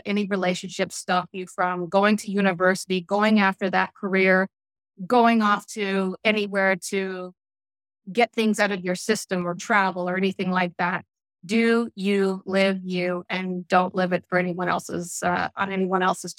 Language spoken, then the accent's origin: English; Newfoundland and Labrador, Canada; people are surprised when they find out that I'm from Newfoundland, that I was born and raised there because I don't have the accent anymore.